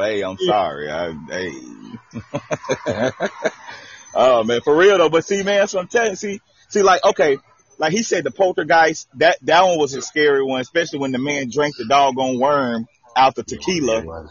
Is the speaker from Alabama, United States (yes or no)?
no; Texas, United States; See, I grew up in Texas